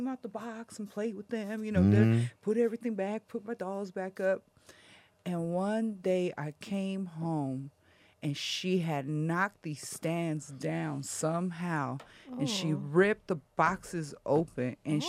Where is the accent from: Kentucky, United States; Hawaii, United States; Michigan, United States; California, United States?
California, United States; La Puente; And then growing up in La Puente wasn't fun